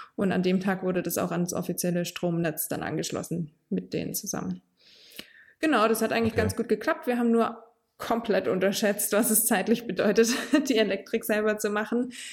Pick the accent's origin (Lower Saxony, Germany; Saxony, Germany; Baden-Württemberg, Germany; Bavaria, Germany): Baden-Württemberg, Germany; Heilbronn area; now in Hohenlohe district, Germany; in meiner Heimat bauen, also eher so im Heilbronner Raum